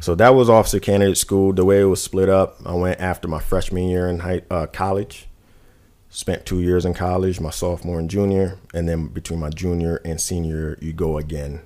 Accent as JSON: {"language": "English", "town": "New York City", "region": "New York", "country": "United States", "tie": "born or raised there", "moved": "yes", "said": "I was raised in Brooklyn, New York"}